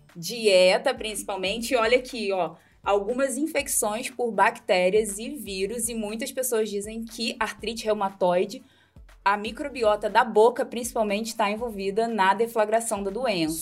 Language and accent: Portuguese; Rio de Janeiro, Brazil; moved away as an adult; now in Londrina, Brazil; eu sou carioca e uma carioca que fugiu do Rio de Janeiro para morar no Paraná